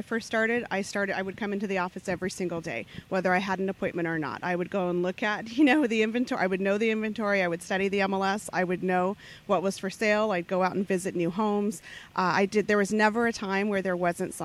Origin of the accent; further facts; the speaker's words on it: Phoenix, Arizona, United States; originally I was born in Arizona, grew up on the west side of Phoenix